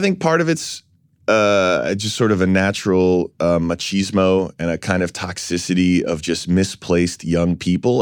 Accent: New York City, New York, United States; I was born down here in San Francisco's hospital here in New York

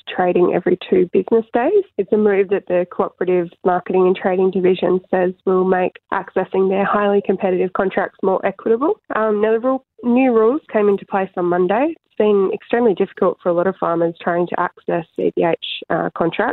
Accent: Kununurra, Western Australia, Australia; I grew up in Kununurra.

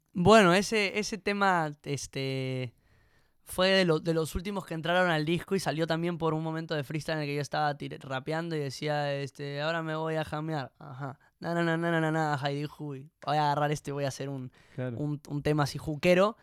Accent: Peru; cuando me preguntan de dónde soy, digo que soy peruano

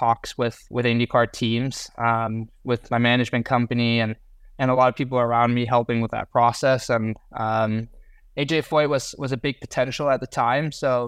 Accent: England, United Kingdom; now in United States; I think it really started when I came from England. I'd raced 2 years in British F3 in 2019-2020, and then decided to come over to what was Indy Lights at the time

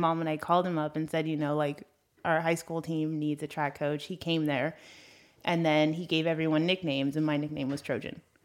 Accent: Los Angeles, California, United States; accent: valley girl; I grew up in Brentwood

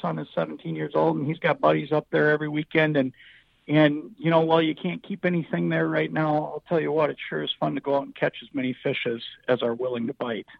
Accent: Anoka, Minnesota, United States; I grew up in Anoka, just a couple hours south of Brainerd

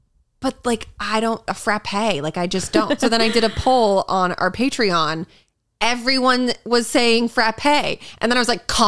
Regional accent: Massachusetts, United States; moved away

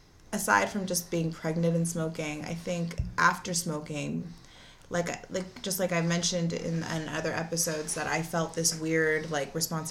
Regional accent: the San Fernando Valley, California, United States; accent: Valley girl; growing up in the Valley at that time, like, I went to Notre Dame.

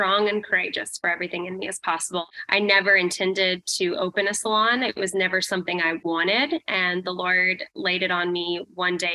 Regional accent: Vancouver, Washington, United States; also born or lived in Portland, Oregon; I grew up in the Pacific Northwest, Portland, Oregon, Vancouver, Washington is actually where I grew up.

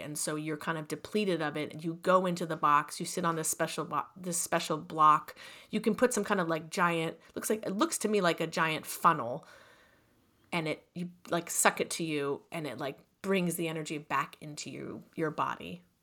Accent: California, United States; I'm from California

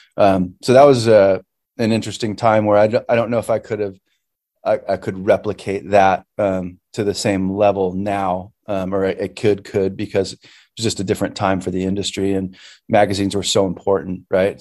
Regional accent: Santa Paula, California, United States; grew up in uh, Santa Paula, which is like um, about 12 or I don't know, like 15 minutes inland from Ventura

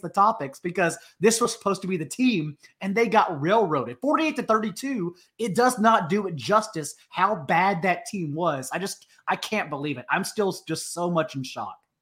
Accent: Fort Worth, Texas, United States; I grew up in Fort Worth, Texas

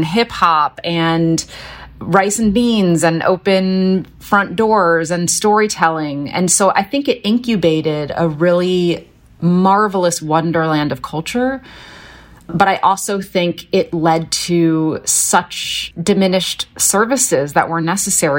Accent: Philadelphia, Pennsylvania, United States; I was born in West Philly, and from the time I was really a toddler until we moved out to the countryside

